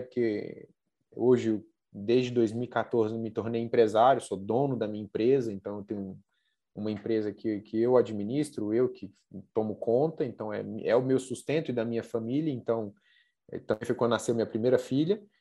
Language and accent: Portuguese; Brasília, Federal District, Brazil; also born or lived in Goiânia; Eu, eu sou daqui da, da região de Brasília, né? Brasília e Goiânia